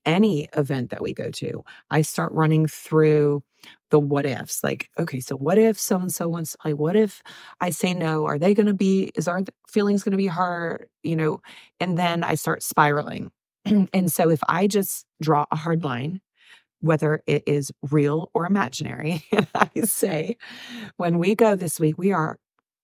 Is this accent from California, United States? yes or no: no; Alabama, United States; we're from Alabama. Yeah. You know, we grew up, I grew up incredibly poor